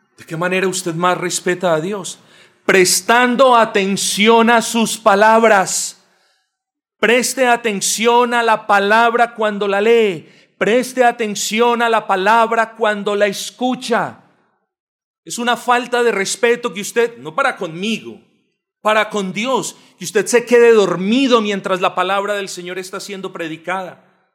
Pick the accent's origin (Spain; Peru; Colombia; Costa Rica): Colombia; este pueblo colombiano, y yo me incluyo ahí porque naturalmente lo soy